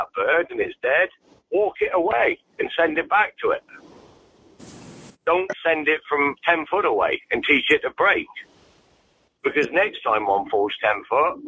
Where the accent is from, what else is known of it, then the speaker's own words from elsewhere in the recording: United Kingdom; what we do in the UK